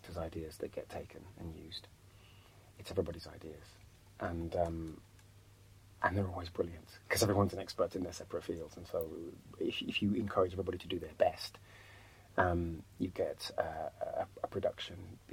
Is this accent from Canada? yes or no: no; Birmingham, West Midlands, United Kingdom; coming from Birmingham, because of my upbringing, you know, where I live in a council estate